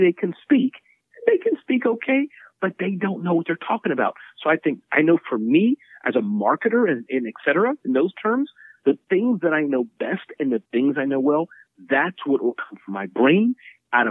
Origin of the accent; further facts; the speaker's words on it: Midwest, United States; I was growing up as a little boy in the Midwest. And when I was growing up in the Midwest